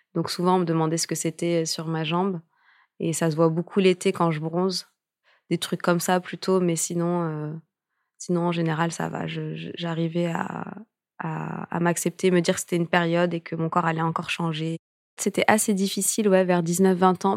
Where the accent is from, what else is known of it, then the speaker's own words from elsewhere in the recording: France; also born or lived in Morocco (ancestry) / United States; je suis française, je suis née en France, mais j'ai des origines aussi marocaines